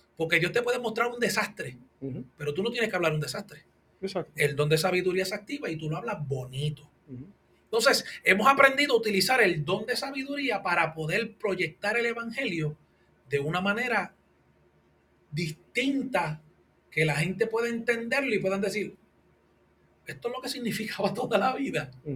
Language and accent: Spanish; Puerto Rico; Nosotros somos puertorriqueños